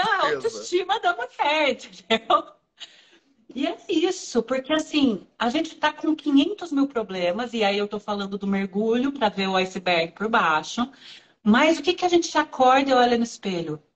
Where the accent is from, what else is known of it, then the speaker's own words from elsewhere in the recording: Ourinhos, São Paulo, Brazil; also born or lived in Marília; eu sou de Ourinhos